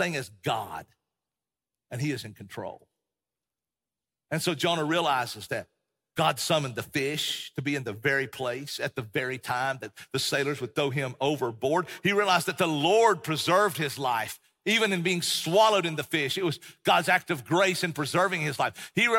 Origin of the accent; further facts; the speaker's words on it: Tennessee, United States; also born or lived in Texas; and we grew up in East Tennessee, Appalachian Mountains.